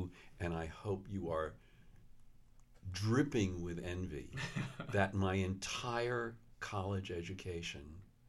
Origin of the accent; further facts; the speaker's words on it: Queens, New York, United States; also born or lived in Brooklyn; Well, I was born in Brooklyn, right. And then we moved to Queens.